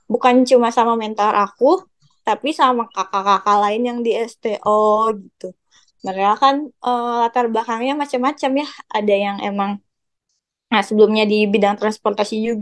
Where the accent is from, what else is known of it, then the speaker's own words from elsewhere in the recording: Bandung, West Java, Indonesia; apalagi aku ya dari Bandung gitu terus aku kayak aduh